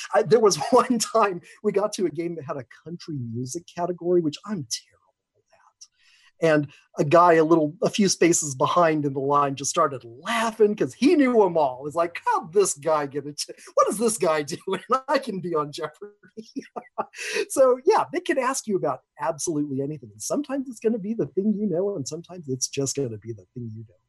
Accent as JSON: {"language": "English", "town": "Seattle", "region": "Washington", "country": "United States", "said": "I'm from Seattle, Washington."}